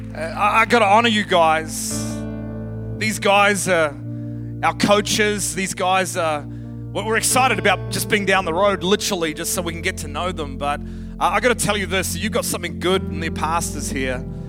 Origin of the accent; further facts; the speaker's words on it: Australia; moved away as an adult; also born or lived in Dallas; I'm not from around here, my accent, I'm a true southerner, right? from the other side of the planet, the southern hemisphere